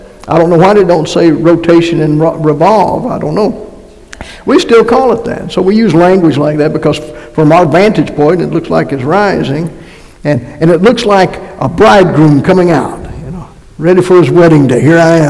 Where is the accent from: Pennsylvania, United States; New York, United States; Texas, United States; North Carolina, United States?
North Carolina, United States; moved away; also born or lived in Massachusetts; And by the way, I am from North Carolina and went to Massachusetts, so that's where I got my accent, in case somebody is wondering.